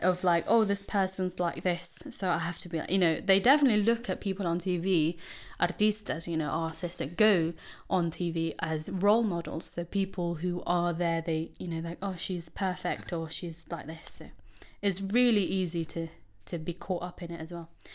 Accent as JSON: {"language": "English", "country": "Philippines", "said": "I'm Filipino"}